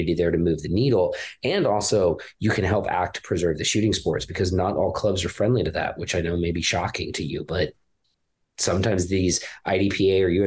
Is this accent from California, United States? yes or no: yes; Los Angeles, California, United States; moved away; I'm actually from California just a million years ago. Yeah, I grew up